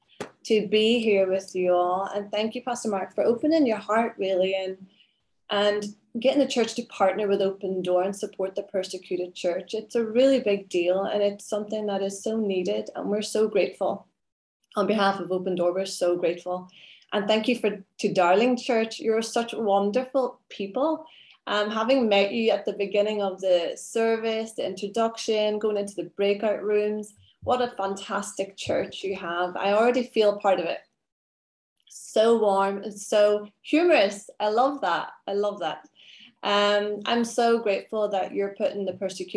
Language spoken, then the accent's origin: English; Derry, Northern Ireland, United Kingdom; moved away; I grew up in Ireland, born there, and very in a very Catholic area